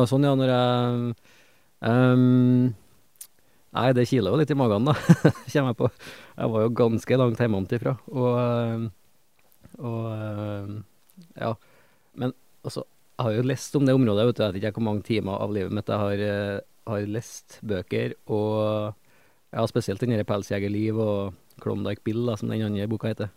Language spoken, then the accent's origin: Norwegian; Trøndelag, Norway; jeg skjemmes jo litt som trønder